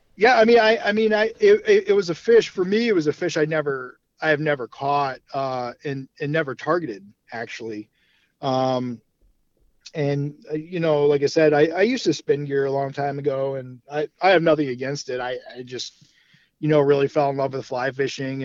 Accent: Brunswick, Ohio, United States; also born or lived in Cleveland, Ohio; I'm from Cleveland, born uh, west side of Cleveland, uh, Brunswick, or as we like to call it, Brunstucky.

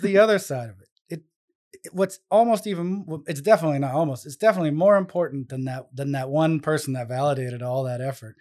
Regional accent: San Francisco, California, United States; moved away as an adult; now in Rhode Island, United States; where I grew up in San Francisco with the whole Bay Area

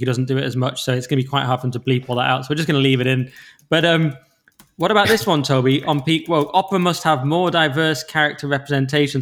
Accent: Cumbria, North West England, United Kingdom; I'm from Cumbria

